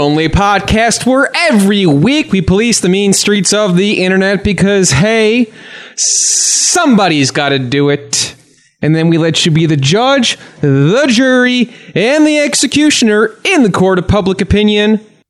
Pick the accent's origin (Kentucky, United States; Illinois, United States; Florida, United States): Illinois, United States; Chicago; because we're from Chicago